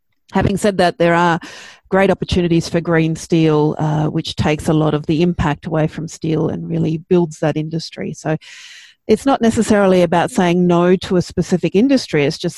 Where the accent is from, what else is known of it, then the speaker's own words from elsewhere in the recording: New South Wales, Australia; I grew up near the Barrington Tops and it's just a phenomenally beautiful place.